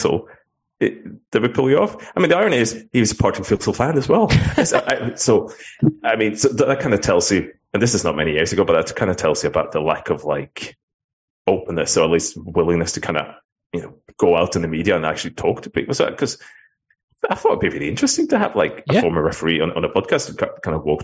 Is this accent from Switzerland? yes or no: no; Norway; now in Scotland, United Kingdom; growing up in Norway, not to go on the big tangent, but when I grew up, like in the 80s